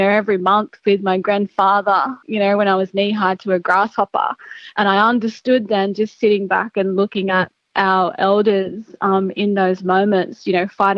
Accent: Gilgandra, New South Wales, Australia; now in Sydney, Australia; I grew up in Gilgandra in Western New South Wales

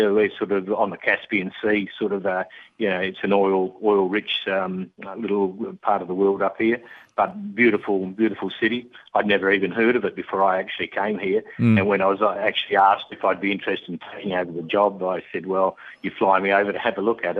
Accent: Dunsborough, Western Australia, Australia; moved away as an adult; now in Azerbaijan; I'm 3 hours south of Perth in Western Australia, Macca, in a place called Dunsborough, sort of one of the prettier places of our country

